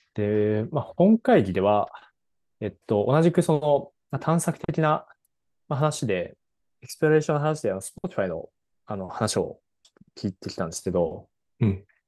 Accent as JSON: {"language": "Japanese", "country": "Japan", "said": "僕らも日本語で喋ってた"}